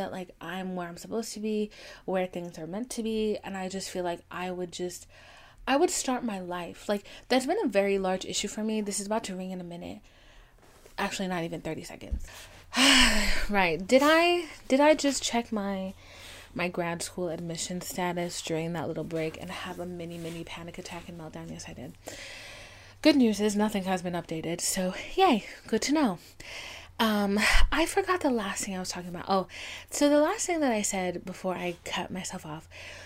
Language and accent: English; the South, United States; I'm from the South, like at my age, I'm an old witch